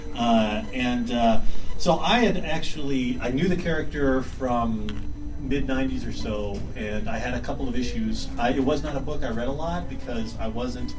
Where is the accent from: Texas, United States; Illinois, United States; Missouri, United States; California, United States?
Texas, United States; I grew up in Texas